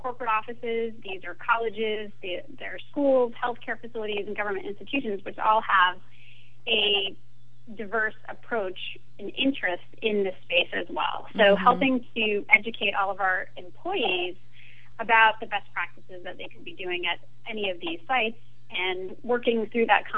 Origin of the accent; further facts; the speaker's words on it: Maine, United States; moved away as an adult; also born or lived in France; I grew up in Maine with Acadia National Park as my backyard